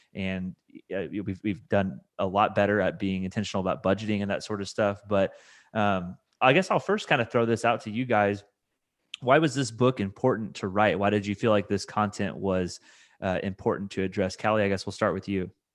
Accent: Indiana, United States; now in Kentucky, United States; I'm from Indiana, so I know the Midwest really well

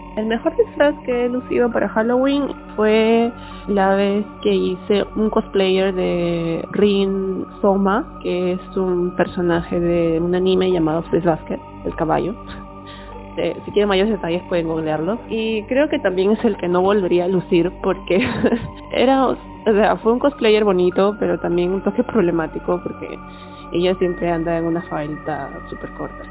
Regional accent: Peru; mi lugar de procedencia es Perú.

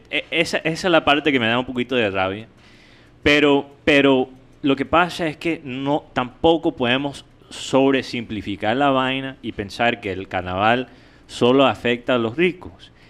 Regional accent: United States; yo como gringo

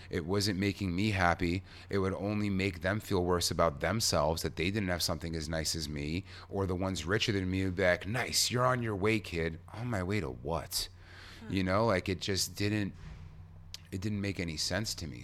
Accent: New York, United States; I'm a New Yorker.

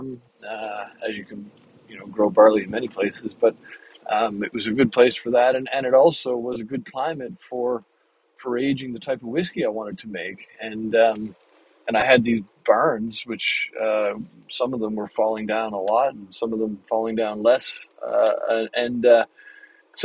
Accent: Canada; moved away as an adult; now in United States; I moved to the U.S. 20 years ago, 21 years ago now. And when we got here, as a Canadian

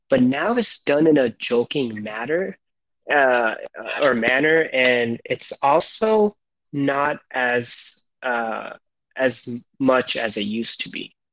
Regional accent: United States; growing up in the States after 9 11, I got, you

